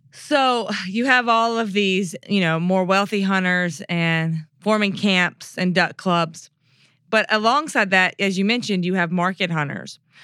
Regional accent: Mississippi, United States; I'm from Mississippi

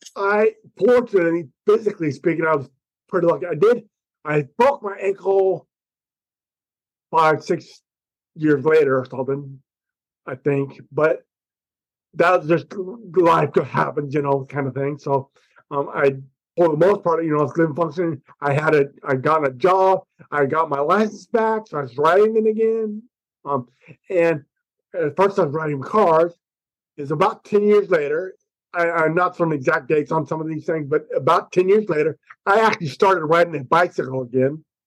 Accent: United States; I'm an American

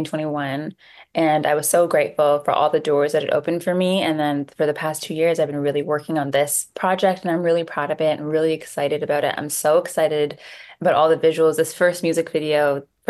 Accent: Toronto, Ontario, Canada; I'm from Toronto, Canada

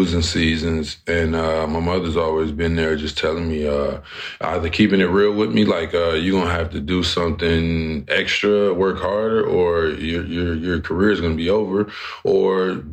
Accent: Flint, Michigan, United States; my hometown of Flint, Michigan

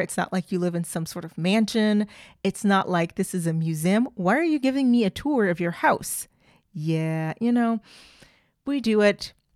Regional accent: Oklahoma, United States; I'm from Oklahoma, and in Oklahoma, we have three recognized official languages

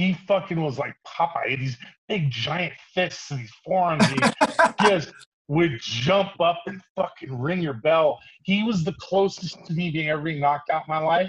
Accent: Fairbanks, Alaska, United States; moved away as an adult; also born or lived in California; I grew up in Fairbanks, Alaska, where the men are men and the stills are nervous

